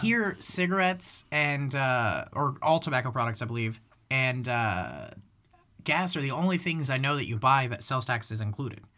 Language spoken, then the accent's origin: English; United States; as an American